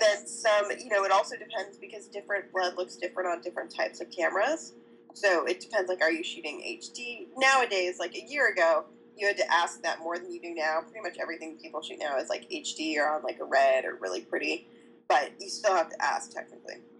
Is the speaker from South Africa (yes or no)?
no; Canada; moved away as an adult; also born or lived in Ohio; I'm Canadian, so it's not college, it's university